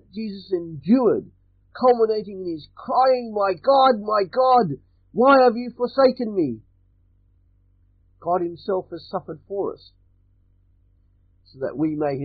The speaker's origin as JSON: {"language": "English", "country": "Australia", "said": "I'm Australian"}